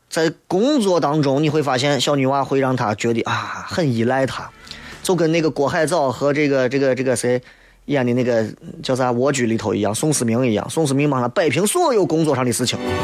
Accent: Xi'an, Shaanxi, China; 作为一个西安人

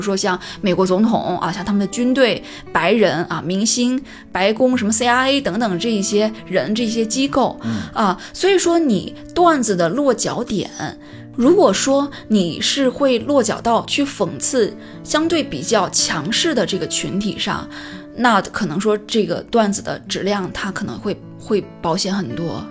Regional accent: Shandong, China; 我们山东人自己也经常拿这个事儿来调侃

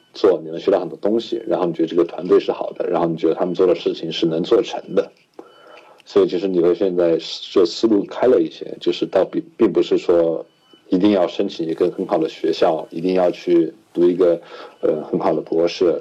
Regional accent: Chengdu, Sichuan, China; moved away as an adult; also born or lived in Shanghai; now in Pittsburgh, United States; 我是四川人，然后我在成都七中

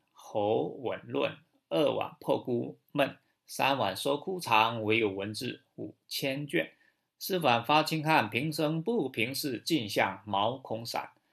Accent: China; from China.

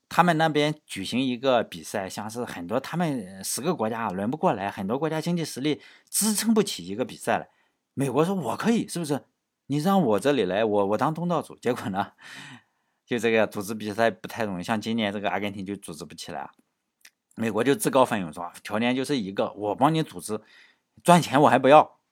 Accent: China; 按照我们中国人现在的观念哈

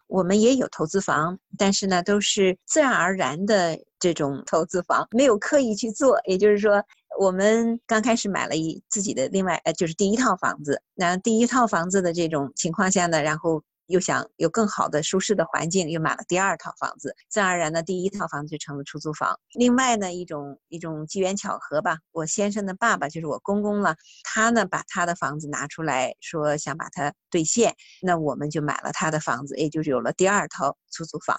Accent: northern China, China; now in New Zealand; 我是北方人，所以饭量也比较大

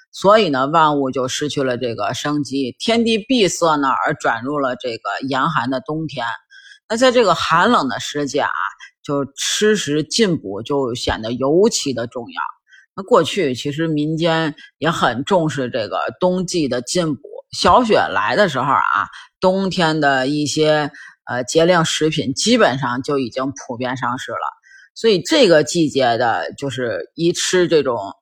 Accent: Beijing, China; 咱老北京人管这个涮羊肉啊一般就叫涮锅吧

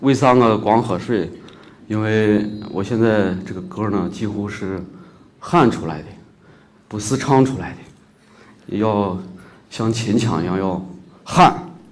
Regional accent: Shaanxi, China; accent: Shaanxi dialect; first language Shaanxi dialect; now in Beijing, China; 我家也是，呃，内房土地的人，呃，从小在那个地儿长大

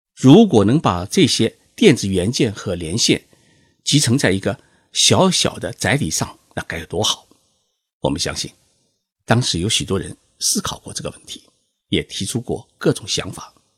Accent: China; 我们中国人

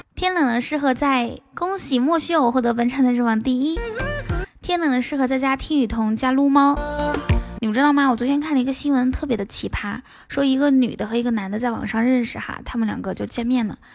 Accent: Inner Mongolia, China; 我是内蒙古的

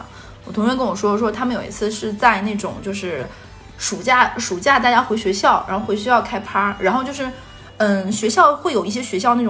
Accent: Northeast China, China; moved away as an adult; now in Shanghai, China; 对，我是个东北人。

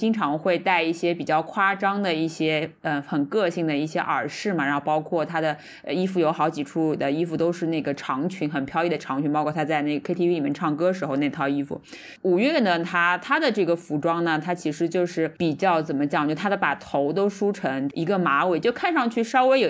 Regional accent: Shanghai, China; 就就我们上海人可能就或者说是我们年龄大一辈的人，他们看可能是看到很多是讲上海话，那么觉得很很有亲切感。

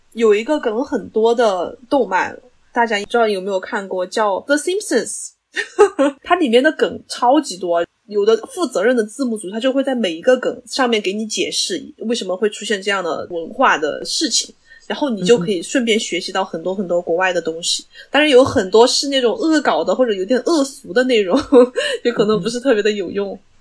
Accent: China; 作为中国人

